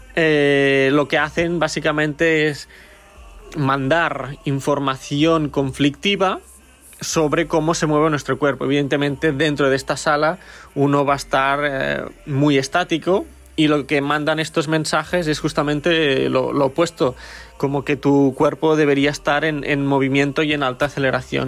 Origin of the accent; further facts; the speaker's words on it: Lleida, Catalonia, Spain; now in Berlin, Germany; soy de Lleida, pero ahora vivo en Berlín